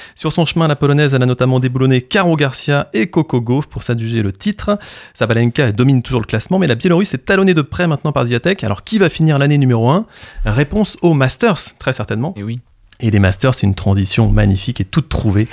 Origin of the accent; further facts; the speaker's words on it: Normandy, France; on est normand et fier de l'être